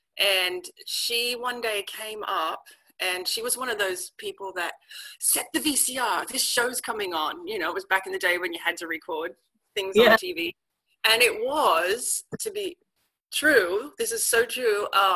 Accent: Guildford, New South Wales, Australia; moved away as an adult; also born or lived in Paris, France; now in Washington, United States; So I grew up in Sydney, Australia, in a small town about 45 minutes out of Sydney called Guildford.

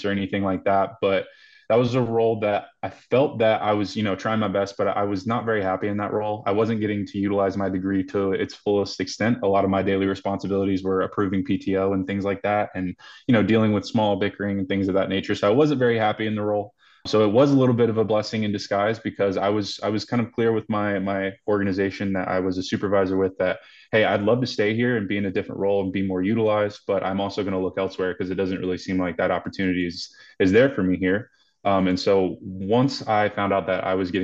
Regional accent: Greensboro, North Carolina, United States; moved away as an adult; now in Denver, United States; I'm born and raised in Greensboro, North Carolina. So I've been a Carolina boy all my life.

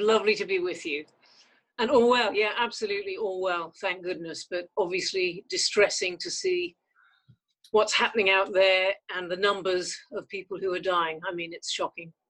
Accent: North West England, United Kingdom; also born or lived in Canada; I did not come from a privileged background. I mean, we had a pizza restaurant in the north of England

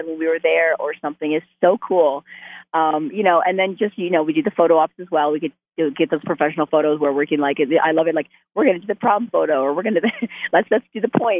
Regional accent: Canada; I'm Canadian

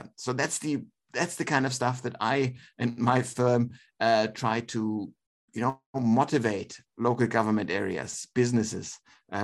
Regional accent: Germany; now in Australia; Germany, my home country

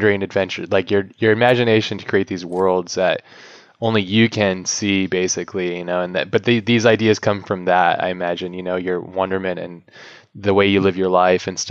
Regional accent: Hawaii, United States; also born or lived in Boston; now in San Diego, United States; I grew up in Hawaii

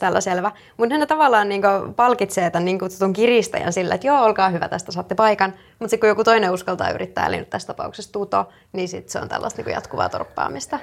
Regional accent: Rauma, Satakunta, Finland; now in Turku, Finland; mä oon Raumalta

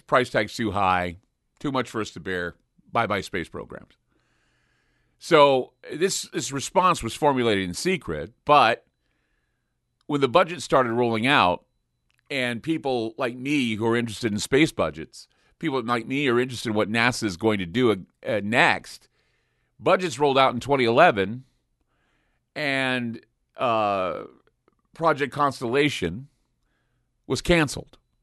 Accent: Utah, United States; I grew up in Utah where, you know, Morton Thiokol was, what, twenty miles away, thirty miles away

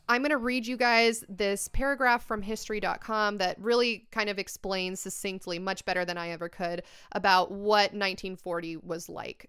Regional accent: United States; I'm American and we're like a very simple folk

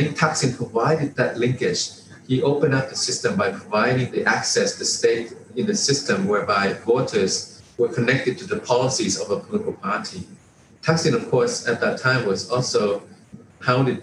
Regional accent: Thailand; a lot of people in my generation and older grew up under the reign of King Raman IX

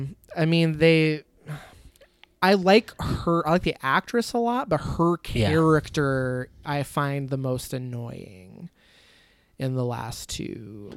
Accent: Michigan, United States; I'm from Michigan.

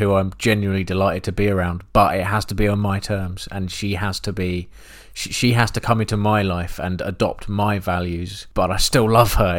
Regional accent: England, United Kingdom; an English person who has never been to that part of the world

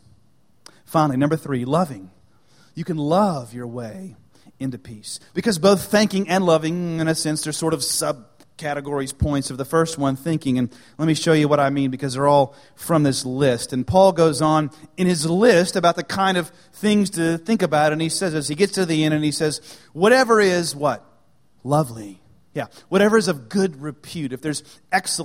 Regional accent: United States; I'm an American.

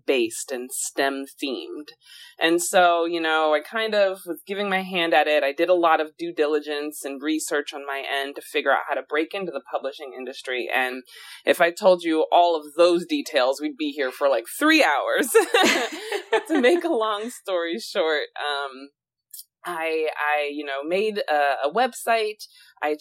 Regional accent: Alexandria, Virginia, United States; moved away; also born or lived in Massachusetts / Chicago / Chile; I'm originally from Alexandria, Virginia, and I've really bounced around a lot since then.

